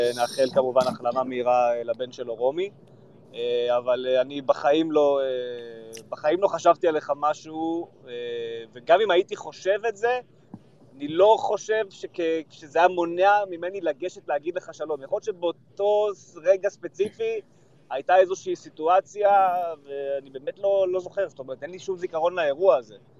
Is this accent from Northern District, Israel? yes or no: yes; Kfar Tavor, Northern District, Israel; גדלתי בכפר תבור, אה, רוב הילדות שלי הייתה בכפר תבור